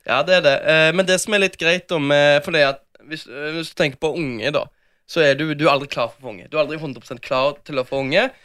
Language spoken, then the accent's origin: Norwegian; Bergen, Vestland, Norway; moved away as an adult; now in Oslo, Norway; nesten ikke vært hjemme i Bergen